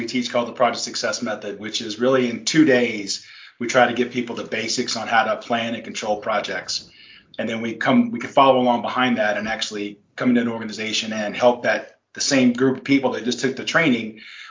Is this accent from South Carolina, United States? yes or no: yes; South Carolina, United States; moved away as an adult; I grew up in South Carolina and then joined the Navy right out of high school, spent 6 years in the Navy.